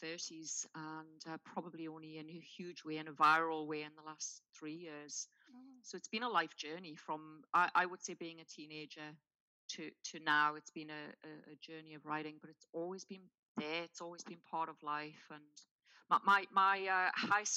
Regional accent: Newcastle upon Tyne, North East England, United Kingdom; I was born in Newcastle upon Tyne in the UK and raised very much in a working class environment

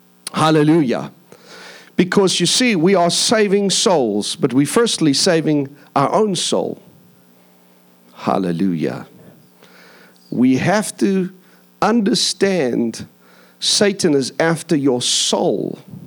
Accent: India; also born or lived in Philippines / Mauritius / Seychelles / Madagascar; I grew up in India. I grew up in the Philippine Islands. I lived in Mauritius. I lived in Seychelles. I lived in Madagascar.

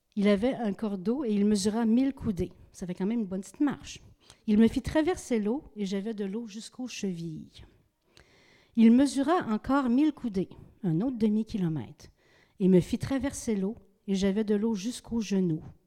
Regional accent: Gaspé, Quebec, Canada; je viens de Gaspé.

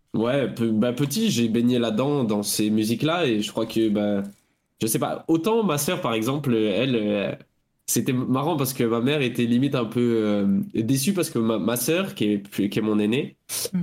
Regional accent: Bordeaux, Nouvelle-Aquitaine, France; j'ai 28 ans, je viens de Bordeaux

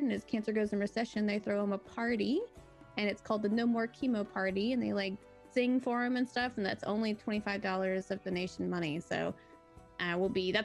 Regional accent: Jackson, Mississippi, United States; I'm from Jackson, Mississippi, which is only 3 hours from St. Jude

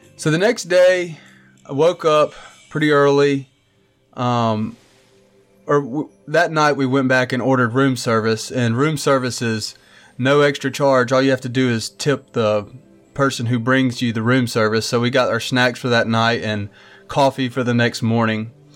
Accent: Mobile, Alabama, United States; we're from Mobile, and we celebrate Mardi Gras

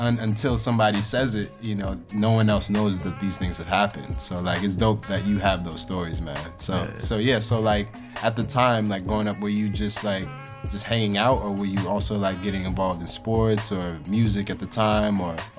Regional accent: New York, United States; growing up in the 90s and sort of seeing and just experiencing New York at that time, you know, and growing up in New York at that time.

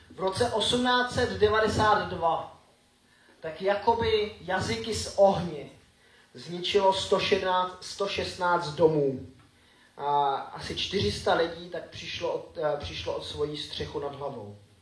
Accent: Grindelwald, Bern, Switzerland; also born or lived in Frýdlant / Frenštát; now in Czech Republic; Vyrůstal jsem ve Švýcarsku tady v tom baráku.

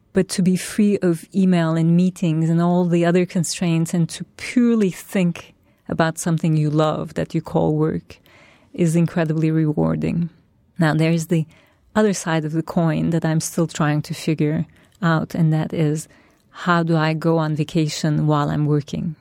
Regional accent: Turkey; now in New York, United States; my roots are in Turkey. That's my past. That's why, where I grew up and that's my culture, my family

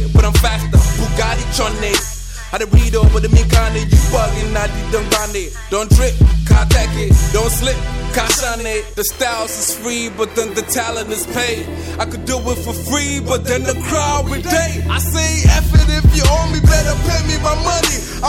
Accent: Accra, Greater Accra, Ghana; I'm from West Africa, Ghana. Precisely Accra, Charlie.

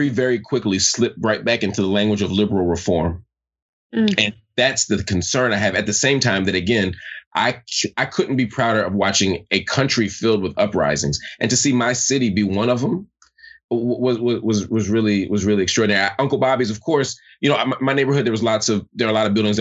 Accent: Philadelphia, Pennsylvania, United States; as Philadelphian, as someone whose family was directly connected to that legacy

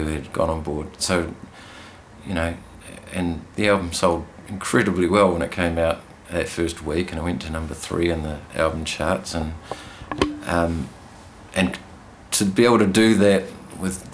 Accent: Auckland, New Zealand; moved away as an adult; now in Hawke's Bay, New Zealand; We grew up in Pakeranga, and we started flatting, in Pakeranga.

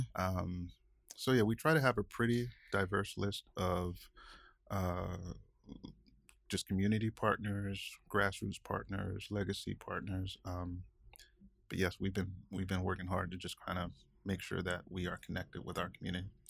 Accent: Augusta, Georgia, United States; moved away as an adult; also born or lived in Atlanta, Georgia; now in Seattle, United States; I'm originally from Augusta, Georgia

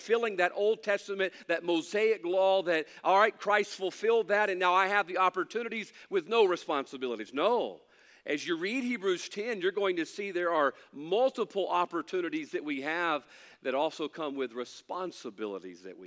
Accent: United States; I'm thankful to be an American

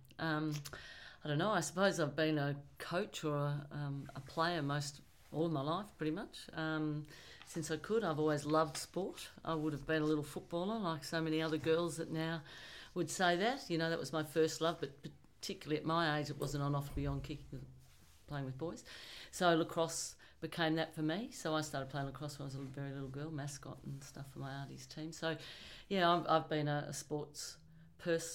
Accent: Williamstown, Victoria, Australia; I was born and bred in Willie.

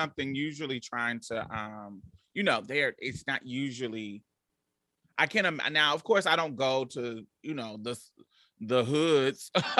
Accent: United States; I have experienced very, very positive experiences in other countries, just based on the fact that I'm American.

